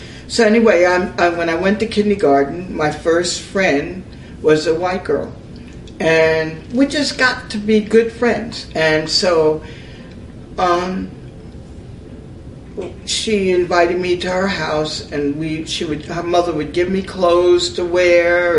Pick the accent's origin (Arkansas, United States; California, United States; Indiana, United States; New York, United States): New York, United States; North Amityville; moved away; I was born in New York, raised in North Amityville